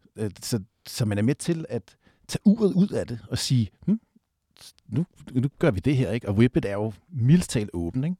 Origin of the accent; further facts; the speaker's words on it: Southwest Jutland, Southern Denmark, Denmark; nu er jeg vokset op nede på Sydvestjylland